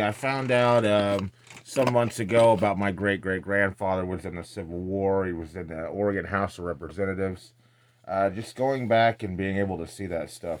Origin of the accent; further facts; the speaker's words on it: Scotland, United Kingdom; I'm Scottish.